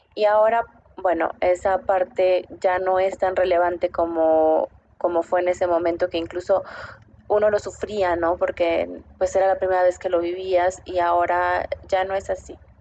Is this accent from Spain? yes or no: no; Mexico City, Mexico; moved away as an adult; also born or lived in Bogotá, Colombia; now in Santiago, Chile; nací en Ciudad de México, hija de papá veracruzano y mamá oaxaqueña. En este momento vivo entre Bogotá